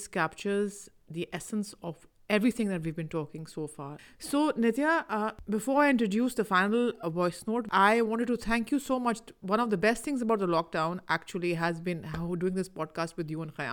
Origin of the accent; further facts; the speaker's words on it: Pakistan; I am from Pakistan